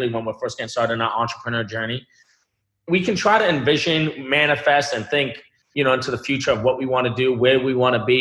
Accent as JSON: {"language": "English", "town": "Boston", "region": "Massachusetts", "country": "United States", "tie": "born or raised there", "said": "I was born in Boston, Massachusetts."}